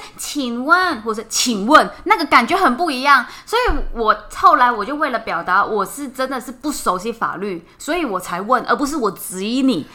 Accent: Hong Kong; now in Taiwan; 我是香港人

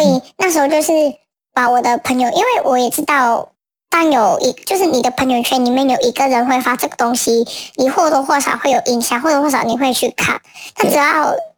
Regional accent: Hong Kong; 作为新的香港人

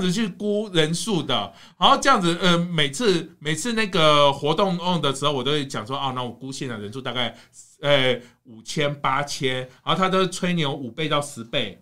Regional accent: Kaohsiung, Taiwan; 你跑到我的家乡

